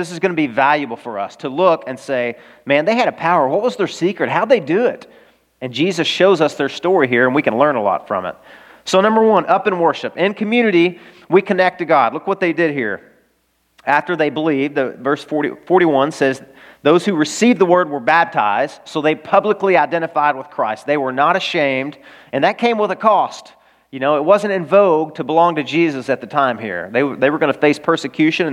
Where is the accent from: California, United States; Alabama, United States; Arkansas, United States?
Arkansas, United States; I'm from Arkansas